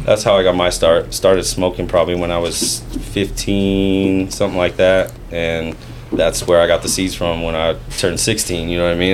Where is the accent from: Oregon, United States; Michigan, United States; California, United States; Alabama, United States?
California, United States; Fairfield; also born or lived in Vallejo, California; basically grew up in Fairfield, born in Vallejo, grew up in Fairfield